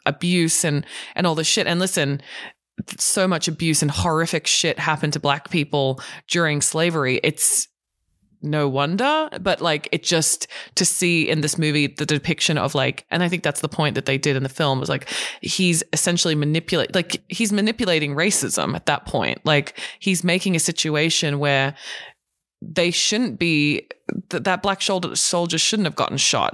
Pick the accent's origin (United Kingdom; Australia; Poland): Australia; now in Los Angeles, United States; being an Australian